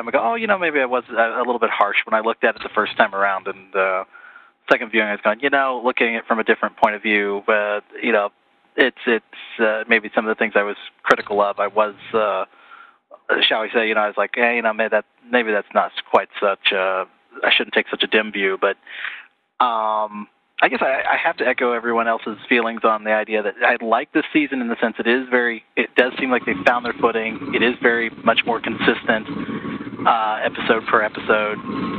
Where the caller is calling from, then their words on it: Terre Haute, Indiana, United States; Terre Haute, Indiana. At least at the moment, so.